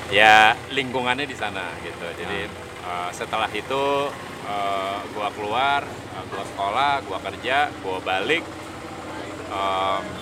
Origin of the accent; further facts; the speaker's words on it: Jakarta, Indonesia; Kemudian dulu gue kan uh, gede di Melawai Raya, okay. depan Blok M.